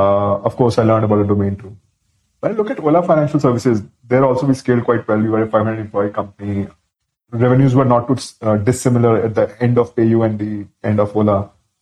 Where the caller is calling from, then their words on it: Bangalore, Karnataka, India; also born or lived in Delhi / Ahmedabad / London; I'm calling from Bangalore.